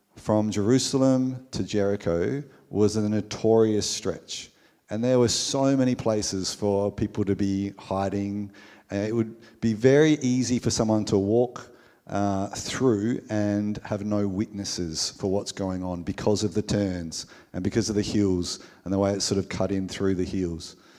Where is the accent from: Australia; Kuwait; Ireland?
Australia; we, as an Australian culture